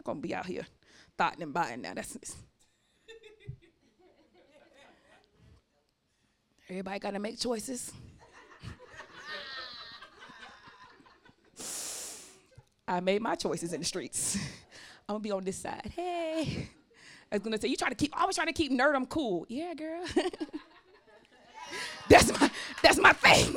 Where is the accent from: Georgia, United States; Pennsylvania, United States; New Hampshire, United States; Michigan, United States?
Georgia, United States; Atlanta; I'm from Southwest Atlanta